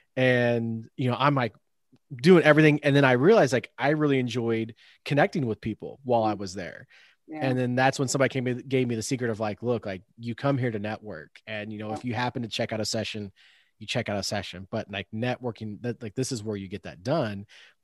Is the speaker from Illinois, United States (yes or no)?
no; Indiana, United States; I'm from Indiana.